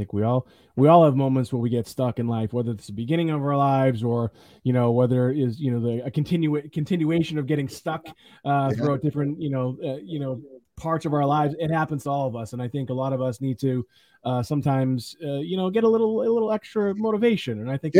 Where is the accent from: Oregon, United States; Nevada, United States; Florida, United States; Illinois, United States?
Illinois, United States; Chicago; Well, you know, imagine what it's like growing up in the South Side of Chicago. You know, I grew up really tough, like really tough.